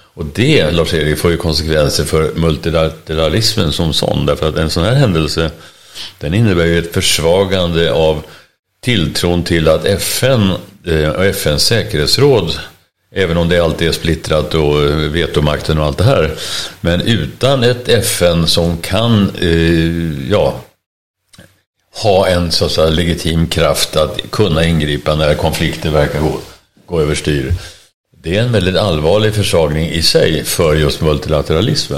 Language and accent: Swedish; Sweden; vi är svenskar